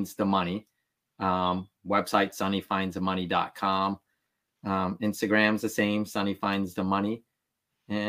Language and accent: English; Atlantic City, New Jersey, United States; born or raised there; first language Vietnamese; English is a second language; also born or lived in Vietnam / Ohio; now in Philadelphia, United States